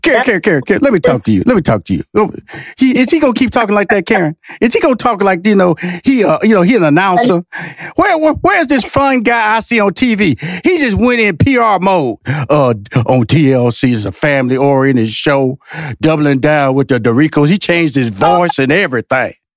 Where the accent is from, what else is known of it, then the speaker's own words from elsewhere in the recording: Houston, Texas, United States; I came from Fifth Ward and and I went to college